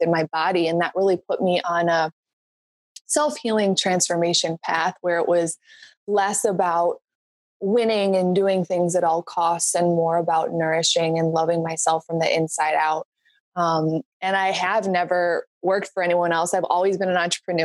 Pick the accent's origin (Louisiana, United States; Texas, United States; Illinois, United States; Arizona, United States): Illinois, United States; North Barrington; I was born and raised in North Barrington, Illinois on a fishing lake